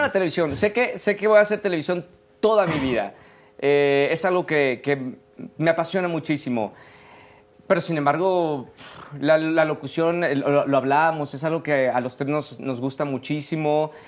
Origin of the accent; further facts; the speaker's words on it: Monterrey, Nuevo León, Mexico; Yo soy de Monterrey